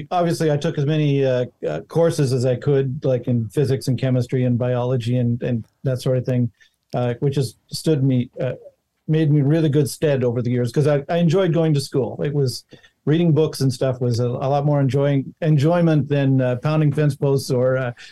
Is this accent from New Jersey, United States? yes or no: no; Montana, United States; born there; because I was born in Montana, and uh, and and the ranches out there are really big.